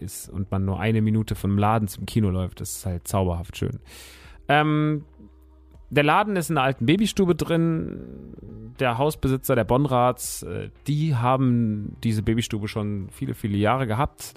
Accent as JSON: {"language": "German", "town": "Rodgau", "region": "Hesse", "country": "Germany", "tie": "born or raised there", "moved": "yes", "said": "in äh, Rottgau-Jügesheim, meiner alten Heimat"}